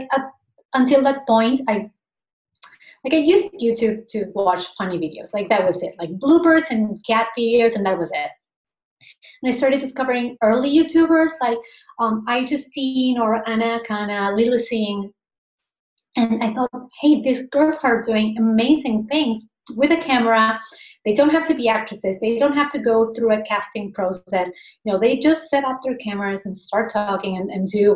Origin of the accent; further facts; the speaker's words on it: Argentina; now in Spain; I'm originally from Argentina. Like I'm currently living in Spain, but I was born and raised in Argentina.